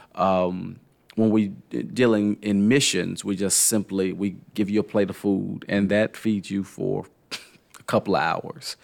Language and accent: English; Nashville, Tennessee, United States; now in Louisville, United States; I grew up in Nashville